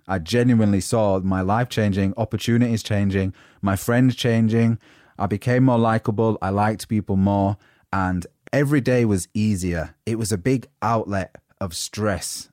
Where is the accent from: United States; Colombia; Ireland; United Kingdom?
United Kingdom; accent: northern; moved away as an adult; now in London, United Kingdom; people had seen me as the grumpy northerner, and my accent was already a standout thing